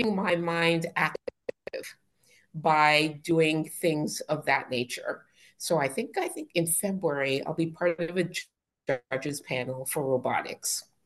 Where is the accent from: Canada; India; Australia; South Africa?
Canada; accent: Canadian; I'm Canadian